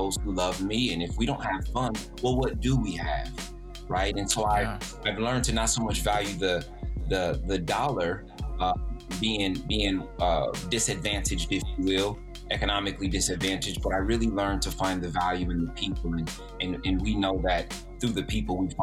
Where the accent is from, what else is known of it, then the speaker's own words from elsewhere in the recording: Fort Wayne, Indiana, United States; growing up in the community, Fort Wayne community in the Southeast, and specifically the Wiser Park Youth Center, all the programs that I was